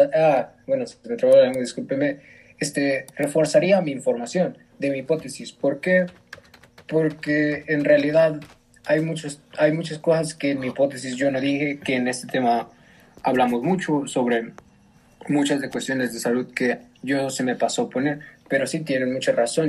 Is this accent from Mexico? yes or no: yes; Mexico; somos mexicanos